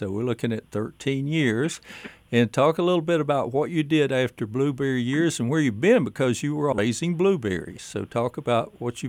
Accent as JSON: {"language": "English", "town": "Roan Mountain", "region": "Tennessee", "country": "United States", "tie": "born or raised there", "said": "I grew up on Roan Mountain"}